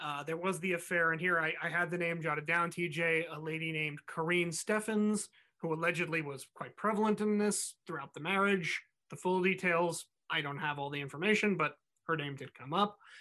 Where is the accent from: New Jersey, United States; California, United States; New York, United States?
New Jersey, United States; She's from my home state. She's buried half an hour from where I grew up